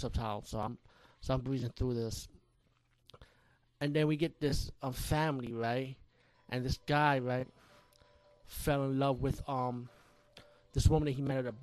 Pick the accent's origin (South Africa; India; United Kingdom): India; being Indian myself